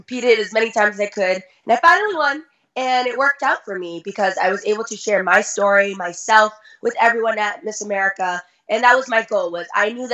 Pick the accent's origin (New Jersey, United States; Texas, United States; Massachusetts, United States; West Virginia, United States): Massachusetts, United States; Lawrence; I'm from Lawrence, Massachusetts, which has a pretty negative reputation just overall because we are a very poor city and we are a huge immigrant city. So for me, growing up in that environment